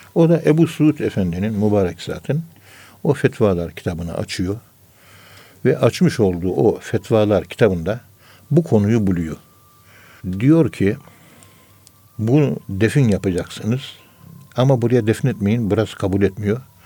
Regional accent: Ankara, Turkey; Ben Ankara'nın yerlisiyim

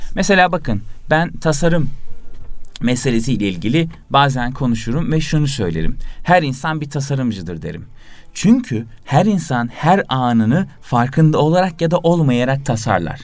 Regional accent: İzmir, Turkey; now in Istanbul, Turkey

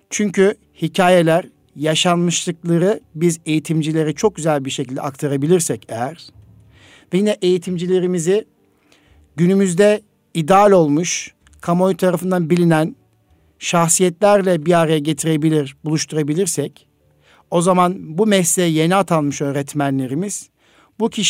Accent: Osmaniye, Turkey; also born or lived in Çekmeköy, Istanbul; now in Istanbul, Turkey; 1975 Osmaniye doğumluyum.

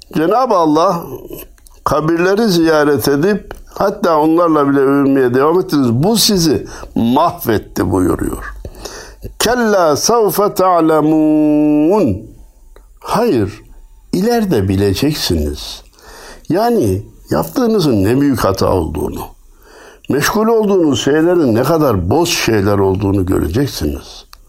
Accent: Turkey

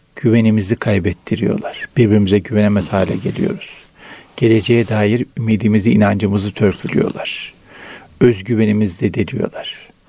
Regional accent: Araklı, Trabzon, Turkey; moved away; Trabzon Araklıyız.

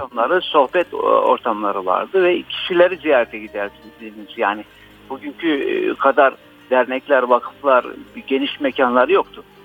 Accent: Konya, Turkey; also born or lived in Istanbul; biz, e, tabii Konya'dayız şu anda, Konyalıyız.

